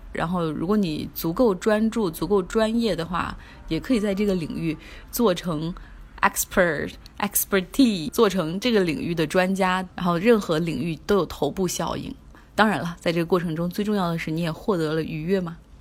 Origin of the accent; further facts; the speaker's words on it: China; 我们中国人